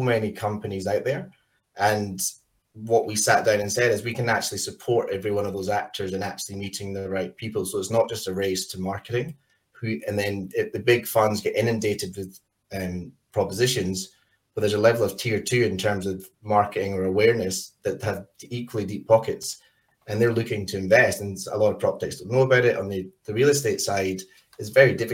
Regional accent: Scotland, United Kingdom; moved away as an adult; now in Australia; where I'm from in Scotland, moved to Australia

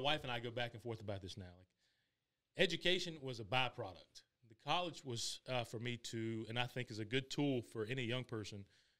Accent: South Carolina, United States; Born and raised in South Carolina. College educated, raised in an entrepreneurial family.

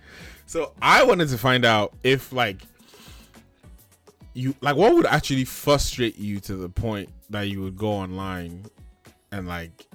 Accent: Sacramento, California, United States; I'm American, for example. Like, I'm American. Like, I was born in Sacramento.

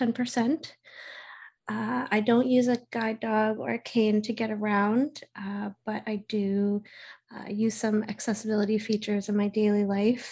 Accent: Halifax, Nova Scotia, Canada; I'm from Halifax, Nova Scotia, Canada

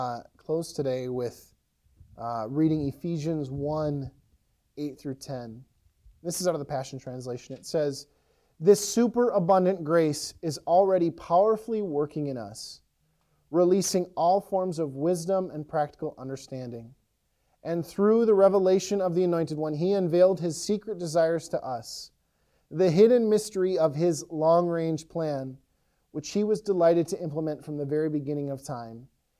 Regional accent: Ellsworth, Wisconsin, United States; When I was younger, it just popped in my head, we would go to Red Wing often. I grew up in Ellsworth, and Red Wing was the closest town that had a Walmart and a Target.

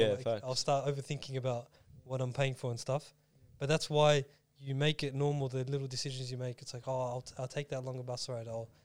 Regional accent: Melbourne, Victoria, Australia; we're from Melbourne

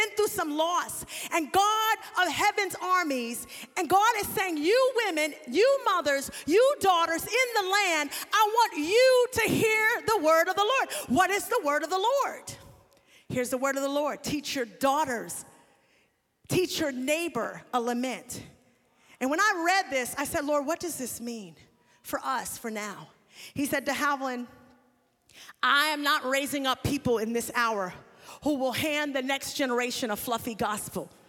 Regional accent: New York, United States; I was born in 1978. During the drug wave that hit New York. I'm from New York

